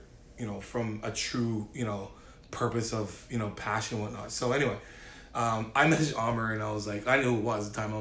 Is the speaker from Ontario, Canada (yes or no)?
yes; Ontario, Canada; now in Dartmouth, Canada; I'm from Ontario